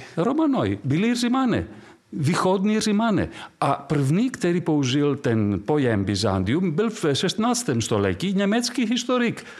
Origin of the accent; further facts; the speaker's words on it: Delphi, Central Greece, Greece; Czech is a second language; moved away as an adult; also born or lived in Prague / Paris; pocházím z Delf eh, v Řecku, z toho antického města s Věštírnou. A, ale to je malá vesnice dnes. Takže z té vesnice najednou já jsem byl v Praze